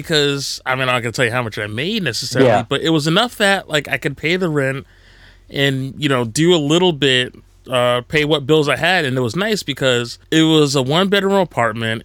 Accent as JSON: {"language": "English", "region": "New Jersey", "country": "United States", "tie": "born or raised there", "also_born_or_lived": "Long Island", "said": "I grew up in New Jersey."}